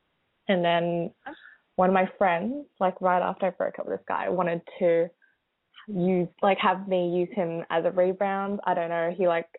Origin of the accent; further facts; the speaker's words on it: Australia; I'm from Australia.